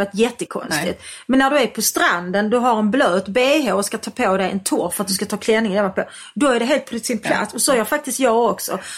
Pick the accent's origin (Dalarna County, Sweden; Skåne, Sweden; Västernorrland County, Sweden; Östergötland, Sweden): Skåne, Sweden; Malmö; Jag är uppväxt i Malmö